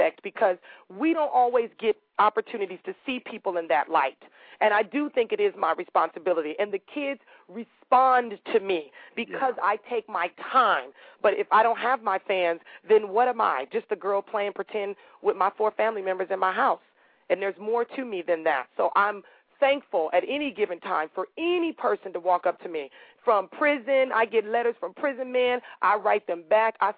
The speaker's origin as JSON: {"language": "English", "town": "Los Angeles", "region": "California", "country": "United States", "said": "I'm the girl from South Central"}